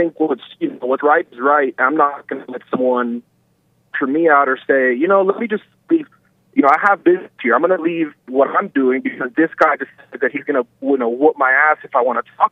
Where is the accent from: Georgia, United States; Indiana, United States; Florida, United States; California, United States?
Florida, United States; I'm from Florida